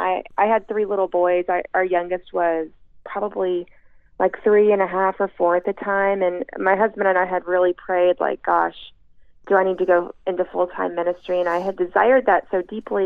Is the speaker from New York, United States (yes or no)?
no; East Texas, United States; now in Houston, United States; growing up in Texas, especially in East Texas, it was a little town of about 3,000 people